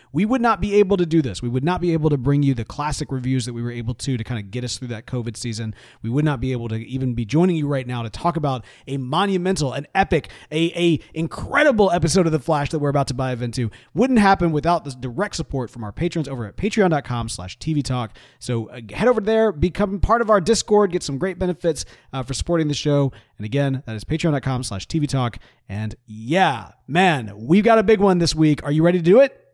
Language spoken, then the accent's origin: English; United States; I'm an American